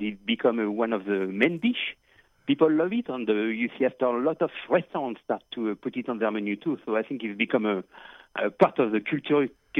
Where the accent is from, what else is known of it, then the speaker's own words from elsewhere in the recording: France; accent: French; English is a second language; also born or lived in United States / Florida / California / Midwest; now in Puerto Rico; my background is definitely as my accent is French, but I live a lot of time in the state and I live a little bit everywhere from Florida, California, Midwest.